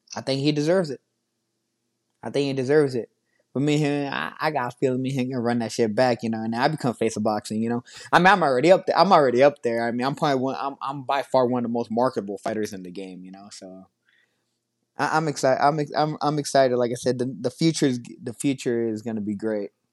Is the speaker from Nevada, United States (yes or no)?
yes; Las Vegas, Nevada, United States; I'm so excited to be back here in my hometown